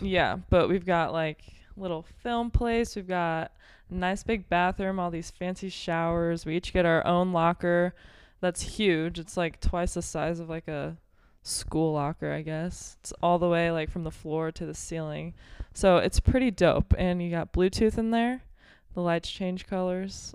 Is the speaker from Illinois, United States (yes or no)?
yes; Belleville, Illinois, United States; I'm from Belleville, Illinois, right outside Saint Louis.